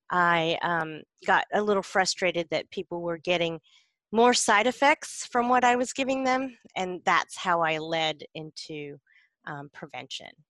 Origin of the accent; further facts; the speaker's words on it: South Carolina, United States; now in Los Angeles, United States; so I guess I grew up in rural South Carolin